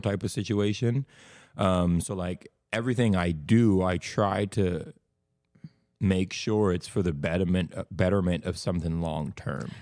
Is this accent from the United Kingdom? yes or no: no; Bahamas; moved away as an adult; also born or lived in Tulsa, Oklahoma, United States; now in Oklahoma, United States; I'm from the Bahamas